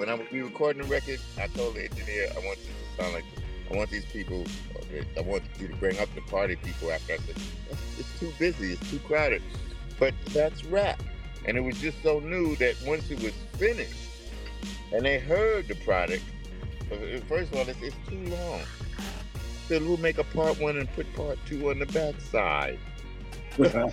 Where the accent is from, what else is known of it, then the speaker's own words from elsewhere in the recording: New York, United States; now in Los Angeles, United States; I'm from New York, from Harlem. And we both end up out here